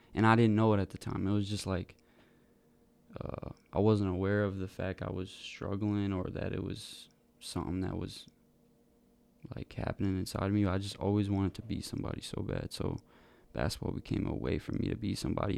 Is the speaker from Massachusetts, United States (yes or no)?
yes; Wareham, Massachusetts, United States; now in McCook, United States; I grew up in Wareham, Massachusetts